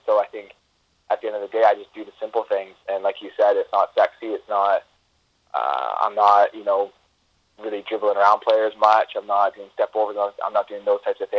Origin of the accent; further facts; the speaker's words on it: British Columbia, Canada; being Canadian